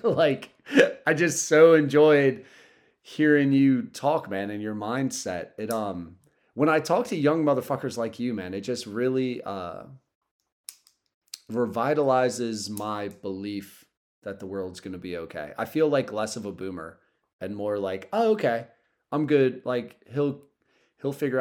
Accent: Southern Delaware, United States; I'm from Southern Delaware

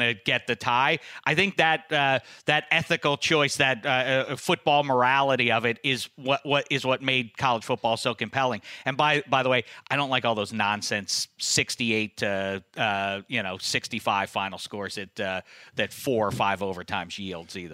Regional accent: Pittsburgh, Pennsylvania, United States; now in Los Angeles, United States; when I was growing up in Pittsburgh

